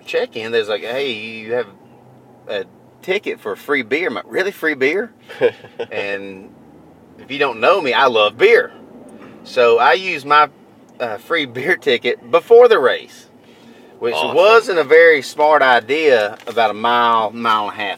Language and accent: English; North Georgia, United States; accent: Southern; I'm from North Georgia, just above Atlanta